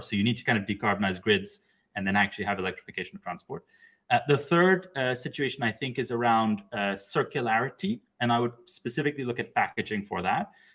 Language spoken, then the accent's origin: English; Pakistan; moved away; I grew up in Pakistan